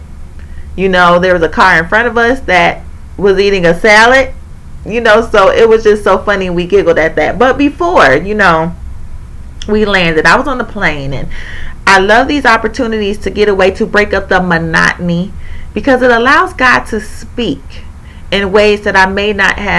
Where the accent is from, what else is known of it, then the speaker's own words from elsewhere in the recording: Indiana, United States; I'm from Indiana, and I live in Indiana.